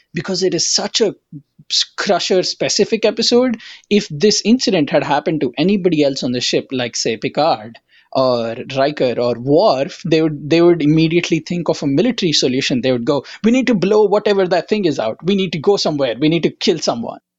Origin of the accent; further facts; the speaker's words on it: India; now in United States; I'm an immigrant from India